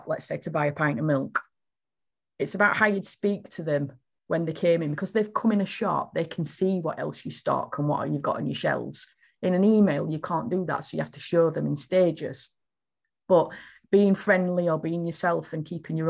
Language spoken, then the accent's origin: English; Yorkshire and the Humber, United Kingdom; accent: broad Yorkshire; I'm a Yorkshire lass and I do talk quite broadly